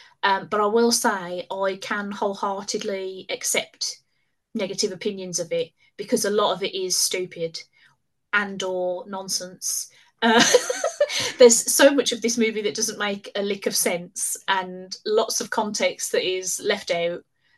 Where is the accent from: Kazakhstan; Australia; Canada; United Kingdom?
United Kingdom; That was me being very British, because I'm not really very all right.